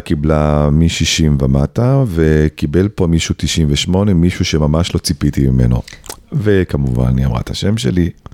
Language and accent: Hebrew; Tel Aviv-Yafo, Tel Aviv District, Israel; also born or lived in Tzahala, Tel Aviv; אחרי שהייתי ההוא מצהלה, עכשיו הייתי ההוא מיפו